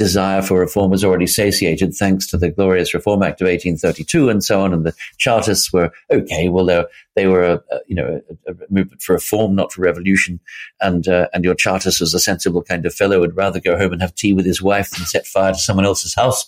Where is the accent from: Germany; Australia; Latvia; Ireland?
Australia; Sydney, New South Wales; down in Australia, where I come from. I come from Sydney